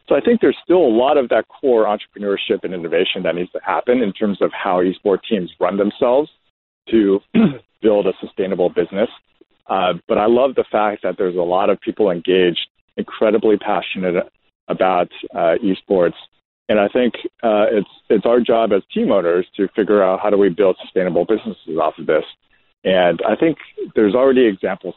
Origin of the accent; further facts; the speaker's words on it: United States; as an American owning and operating the sole franchise for Overwatch League